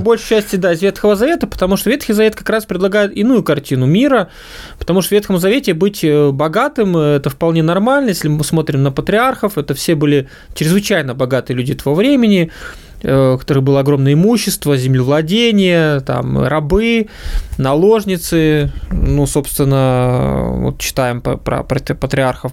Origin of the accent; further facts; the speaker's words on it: Ukraine; moved away; я родился и вырос на Украине